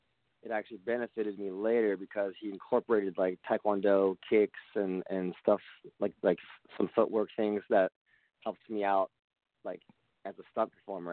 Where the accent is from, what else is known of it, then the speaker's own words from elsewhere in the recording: San Jose, California, United States; moved away as an adult; also born or lived in Cupertino / Silicon Valley; now in Los Angeles, United States; I'm actually from the Bay Area. And I was born in San Jose. And then around high school, I moved to Silicon Valley.